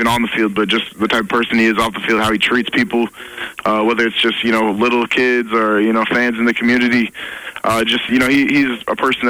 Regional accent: Marshall, Minnesota, United States; moved away as an adult; now in Fargo, United States; I'm from Marshall, Minnesota. So it's about 3.5 hours, southwest Minnesota, which is also about 40 miles from South Dakota State.

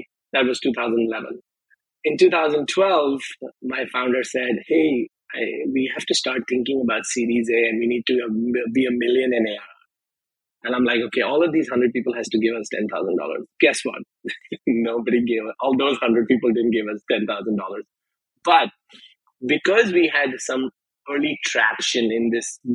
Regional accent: India; now in United States; growing up in India is a little different than growing up here

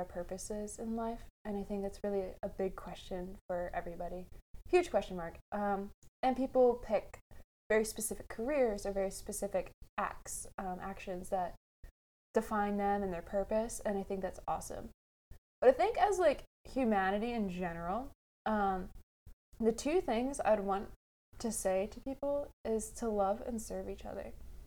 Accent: United States; as an American

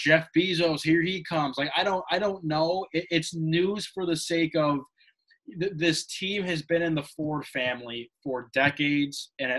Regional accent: Toronto, Ontario, Canada; born there; I was born on April 3rd, 1983 in Toronto, Ontario, Canada.

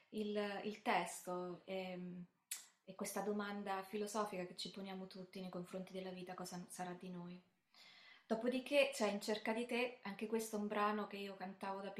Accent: Termoli, Molise, Italy; also born or lived in Bari; una nella mia città, diciamo, di adozione, perché io sono nata a Bari ma cresciuta a Termoli

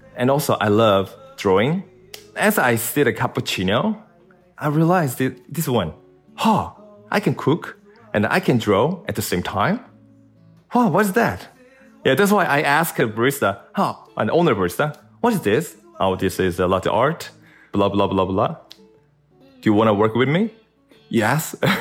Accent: South Korea; I'm from South Korea

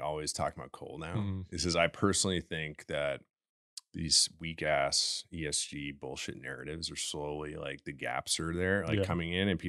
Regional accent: Canada; I'm Canadian.

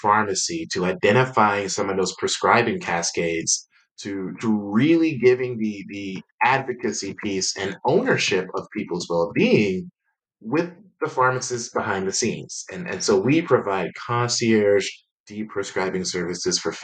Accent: Atlanta, Georgia, United States; moved away as an adult; also born or lived in North Carolina; I hail from Atlanta, Georgia, and ended up moving to North Carolina in 2010

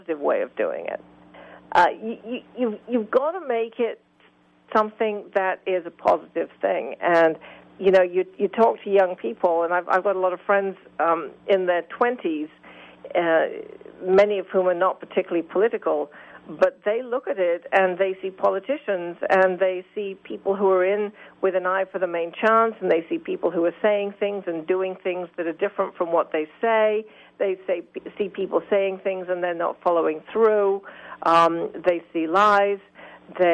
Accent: United Kingdom; now in United States; I come from Great Britain

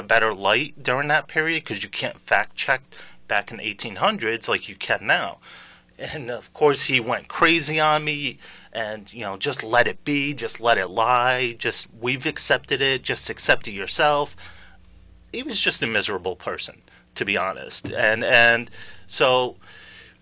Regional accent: Stafford Springs, Connecticut, United States; also born or lived in Sicily; I grew up in Stafford Springs and up and down eastern Connecticut.

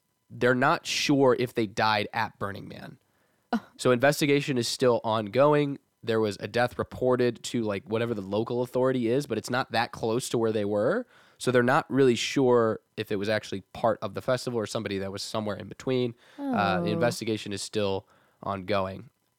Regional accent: Texas, United States; we're from Texas

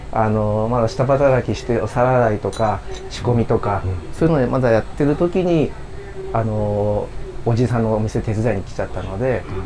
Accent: Tokyo, Japan; そうです 僕の出身の小学校に僕の息子も通ってます

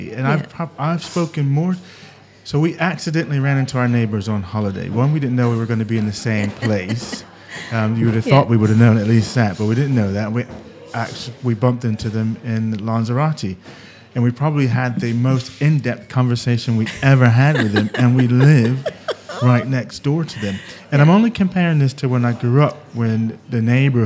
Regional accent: United States; also born or lived in Britain; now in United Kingdom; being American and living in Britain

